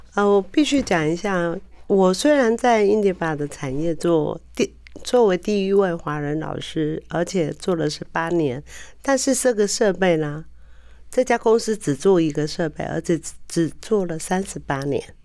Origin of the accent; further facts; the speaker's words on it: Taiwan; 我们台湾人的保养习惯